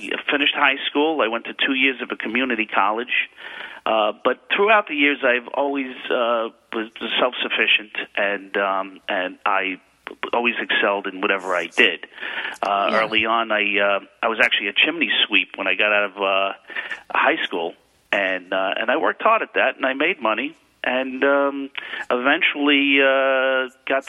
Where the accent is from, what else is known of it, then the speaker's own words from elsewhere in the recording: New York City, New York, United States; I was born in Queens Village, a small village in Queens County, New York